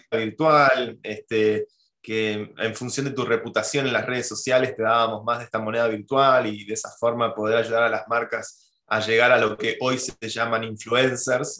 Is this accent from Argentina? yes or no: yes; Argentina; moved away as an adult; now in Spain; Mi corazón y, mi mente siguen estando muy cerca de la vida en Argentina